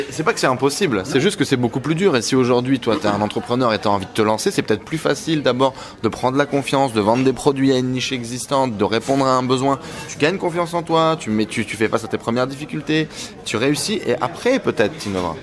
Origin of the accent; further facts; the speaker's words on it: Vercors, Auvergne-Rhône-Alpes, France; also born or lived in Douchy; Je viens du fond du Vercors